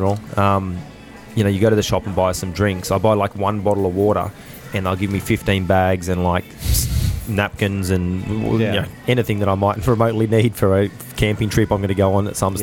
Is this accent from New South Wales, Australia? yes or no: yes; Penrith, New South Wales, Australia; Penrith's my hometown